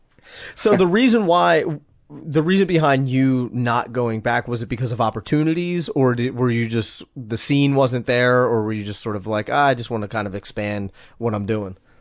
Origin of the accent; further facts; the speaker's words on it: United States; I'm from the States